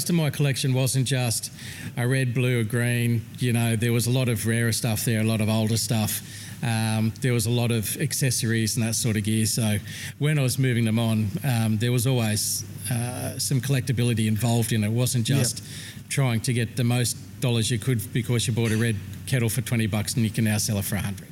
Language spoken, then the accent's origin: English; Australia